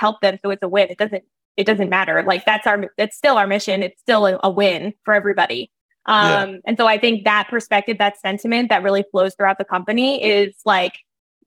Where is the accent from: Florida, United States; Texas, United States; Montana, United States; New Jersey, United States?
New Jersey, United States; I grew up in New Jersey.